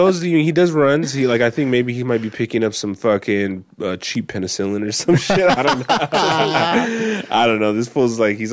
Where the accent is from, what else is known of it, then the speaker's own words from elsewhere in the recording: Mexico; If I do it right, you know, I'll fucking die in my home country.